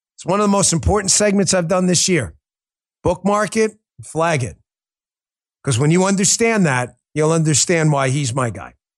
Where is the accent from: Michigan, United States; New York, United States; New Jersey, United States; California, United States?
New York, United States; born or raised there